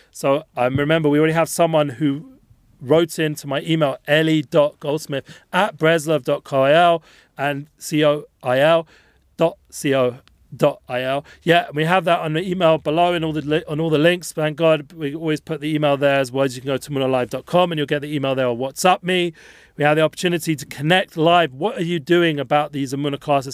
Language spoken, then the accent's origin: English; England, United Kingdom; being English